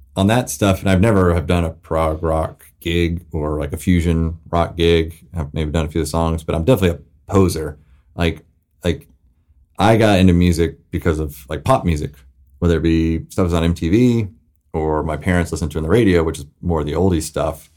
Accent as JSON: {"language": "English", "region": "the South", "country": "United States", "tie": "born or raised there", "said": "growing up in the South"}